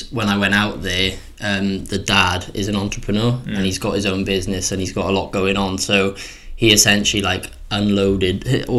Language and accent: English; Bridgend, Wales, United Kingdom; also born or lived in Italy; I'm from Bridgend, Wales. I'm representing Bridgend. And I've got my own business. I've lived in Italy for a bit, and I'm currently living at home